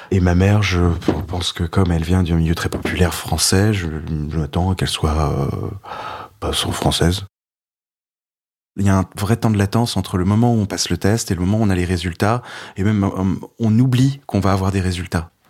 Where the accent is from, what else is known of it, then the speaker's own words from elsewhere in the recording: Brittany, France; je lui parle que je suis breton